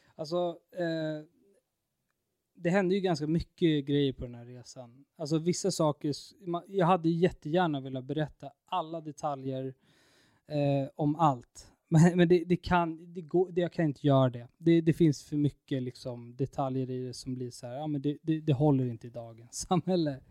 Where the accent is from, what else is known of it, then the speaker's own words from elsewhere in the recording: Stockholm, Stockholm County, Sweden; hemma i Stockholm